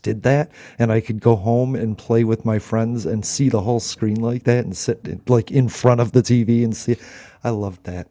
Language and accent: English; United States; I love being American